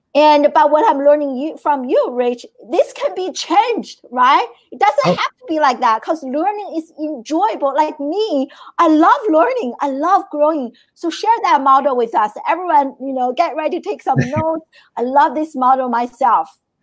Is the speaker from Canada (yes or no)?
no; China; moved away; I grew up in China